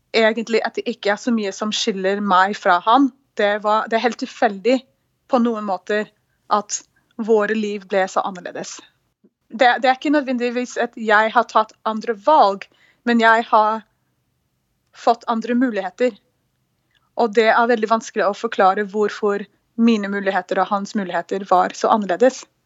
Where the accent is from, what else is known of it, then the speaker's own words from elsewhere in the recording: Houston, Texas, United States; now in Norway; Jeg er født og oppvokst i Houston, Texas